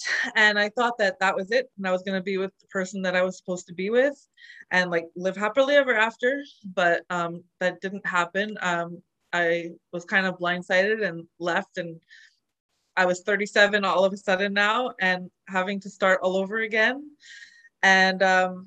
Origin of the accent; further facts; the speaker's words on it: Montreal, Quebec, Canada; moved away as an adult; also born or lived in Calgary; I'm originally from Montreal, but I was in Calgary just trying to live my life